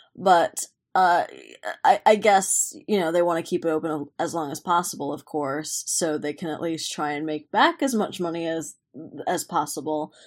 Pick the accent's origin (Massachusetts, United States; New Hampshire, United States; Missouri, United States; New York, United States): New York, United States; Buffalo; moved away; I'm born and raised in Buffalo